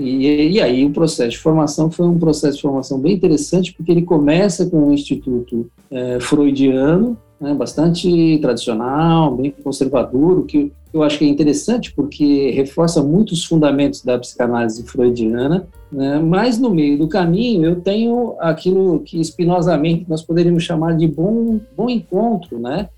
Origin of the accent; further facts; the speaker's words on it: São Paulo, Brazil; sou paulista paulistano, é, não tenho vínculos com, com, com, o Rio de Janeiro